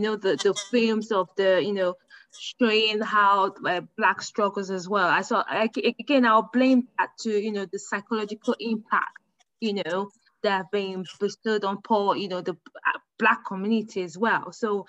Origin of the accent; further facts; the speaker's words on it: United Kingdom; I'm a British woman, so that makes me a higher grade compared to you, isn't it?